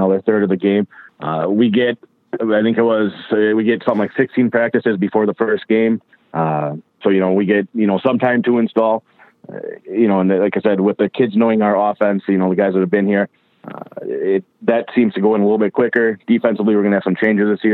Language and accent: English; Westby, Wisconsin, United States; moved away as an adult; also born or lived in Stevens Point, Wisconsin; I grew up in Westby, Wisconsin, which is a town little town south of La Crosse, Wisconsin